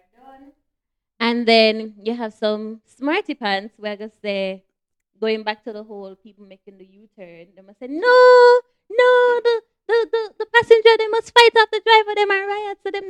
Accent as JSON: {"language": "English", "region": "Saint Thomas", "country": "Jamaica", "said": "I come from St. Thomas. I would take bus from St. Thomas to Kingston and around Kingston"}